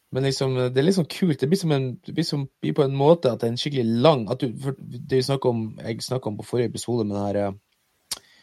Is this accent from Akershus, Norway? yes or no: no; Mo i Rana, Nordland, Norway; moved away; når jeg bodde hjemme på Moa